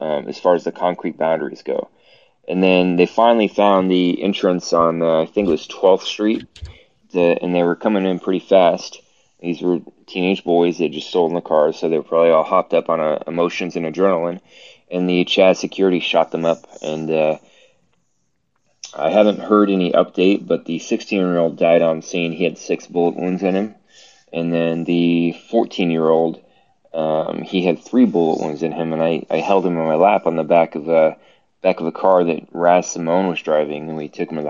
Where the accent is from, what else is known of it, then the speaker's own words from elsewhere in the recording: Portland, Oregon, United States; I'm from Portland, Oregon